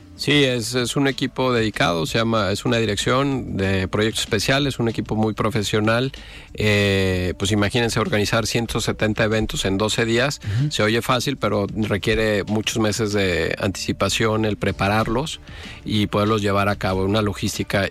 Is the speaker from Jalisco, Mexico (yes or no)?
yes; Jalisco, Mexico; como mexicanos, pero sobre todo como jaliscienses